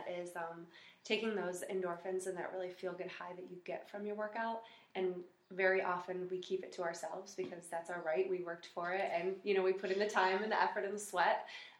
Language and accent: English; Rochester, New York, United States; moved away as an adult; now in Buffalo, United States; don't tell my mom that I'm a Buffalonian. I'm originally from Rochester, New York. Grew up there, and then I decided to come to UB for college.